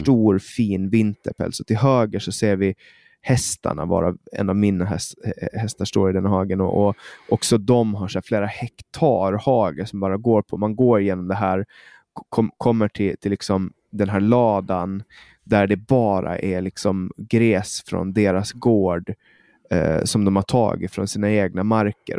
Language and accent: Swedish; Åland Islands; moved away as an adult; also born or lived in Stockholm, Sweden; jag flyttade bort från Åland